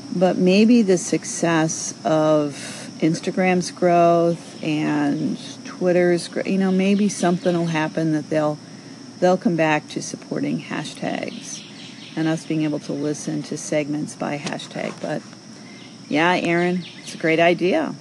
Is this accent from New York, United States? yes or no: yes; New York City, New York, United States; moved away; I'm from New York originally